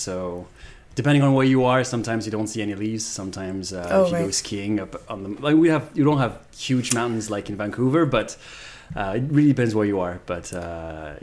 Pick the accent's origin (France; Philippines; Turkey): France; first language Japanese; English is a second language; moved away as an adult; now in Montreal, Canada; I was born and raised in France, and I moved to Montreal almost 7 years ago now